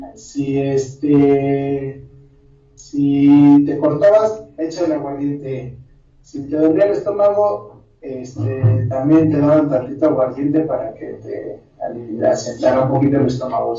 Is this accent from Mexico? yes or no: yes; Mexico; yo soy de la parte de la Sierra de Puebla e Hidalgo